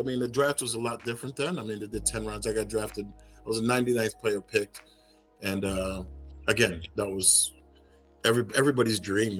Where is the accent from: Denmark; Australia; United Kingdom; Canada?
United Kingdom; England; born there; And I was born in England, obviously.